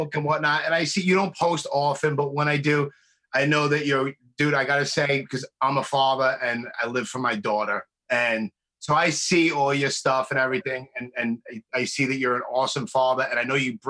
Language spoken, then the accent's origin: English; New York City, New York, United States; I grew up in Brooklyn